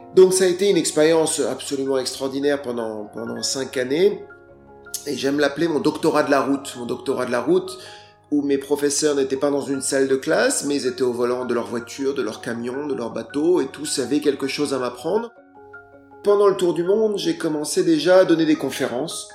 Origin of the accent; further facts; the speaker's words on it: France; je suis français